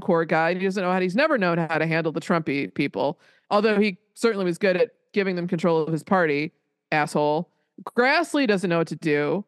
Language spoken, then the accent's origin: English; Colorado, United States; I grew up in Colorado